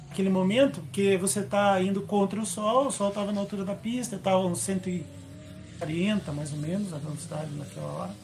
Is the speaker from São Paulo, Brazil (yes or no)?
no; Curitiba, Paraná, Brazil; eu sou de Curitiba, tenho 55 anos